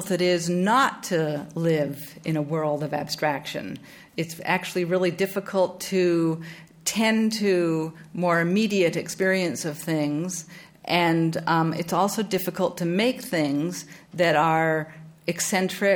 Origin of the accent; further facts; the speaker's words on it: Vancouver, British Columbia, Canada; also born or lived in New Haven; now in Chicago, United States; growing up in Vancouver in Canada